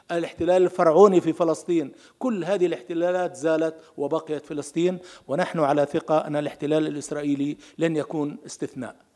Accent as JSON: {"language": "Arabic", "country": "Palestine", "said": "ولكن للأسف إسرائيل لم تتقبلنا حتى اليوم نحن كفلسطينيين اعترفنا بإسرائيل عندما وقعنا أوسلو في الثلاثة وتسعين"}